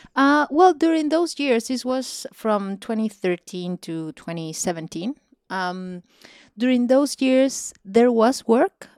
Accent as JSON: {"language": "English", "region": "Mérida", "country": "Venezuela", "tie": "born or raised there", "also_born_or_lived": "Caracas, Venezuela", "second_language": "English", "moved": "yes", "lives_now": "Los Angeles, United States", "said": "my hometown, in Mérida, Venezuela."}